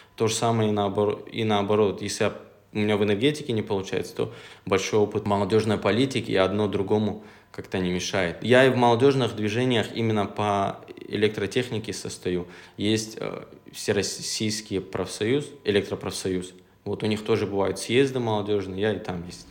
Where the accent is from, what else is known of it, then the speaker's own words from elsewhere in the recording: Makhachkala, Dagestan, Russia; also born or lived in Gumi, Laksky District (ancestral village); я именно из Махачкалы. Я родился, живу в Махачкале, но родом как бы я с этого села